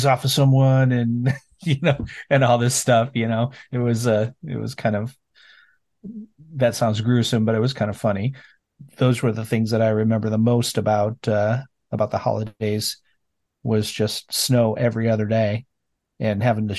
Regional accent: Iowa, United States; when I was growing up, I grew up in Iowa.

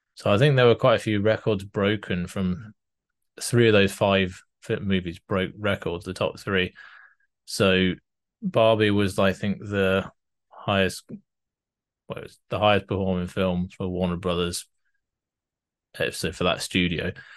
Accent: United Kingdom; I'm British

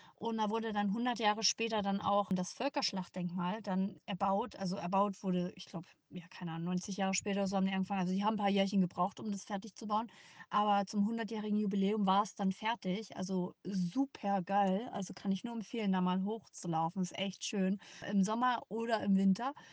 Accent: Leipzig, Saxony, Germany; moved away; meine Lieblingsstadt ist Leipzig, was auch meine Geburtsstadt ist

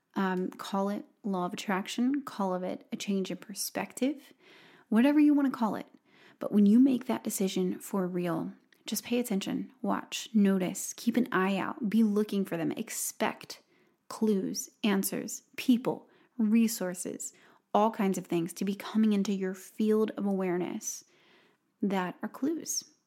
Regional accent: Robertsdale, Alabama, United States; moved away; Robertsdale, Alabama, and, uh, my hometown

